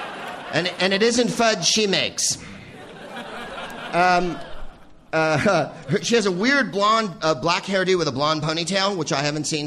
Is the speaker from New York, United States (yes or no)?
no; California, United States; also born or lived in Phoenix, Arizona; I'm from California